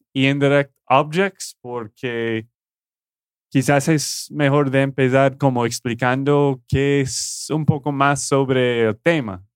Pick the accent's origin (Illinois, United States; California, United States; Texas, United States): Texas, United States; de Texas, Estados Unidos